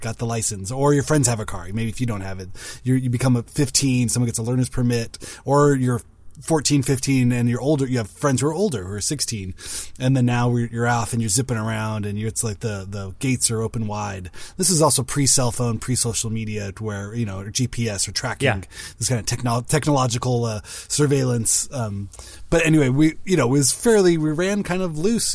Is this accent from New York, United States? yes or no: no; Inland Empire, Southern California, United States; now in Los Angeles, United States; I grew up in the Inland Empire area of Southern California